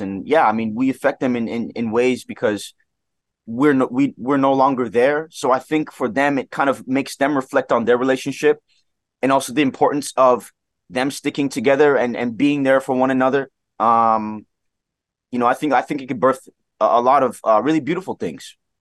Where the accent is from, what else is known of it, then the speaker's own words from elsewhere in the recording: Toronto, Ontario, Canada; Scarborough, which is where I was, I was born and raised here in Toronto